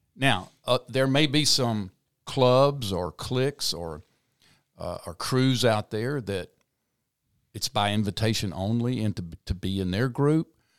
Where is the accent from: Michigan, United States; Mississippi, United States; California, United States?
Mississippi, United States; South; moved away; also born or lived in New Orleans, Louisiana; I grew up in South Mississippi